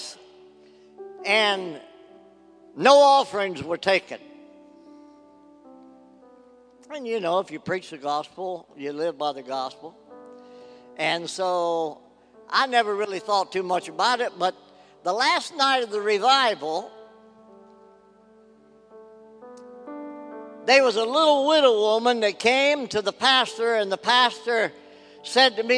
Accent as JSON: {"language": "English", "region": "West Virginia", "country": "United States", "tie": "born or raised there", "moved": "yes", "lives_now": "Ohio, United States", "said": "my hometown where I was raised in West Virginia"}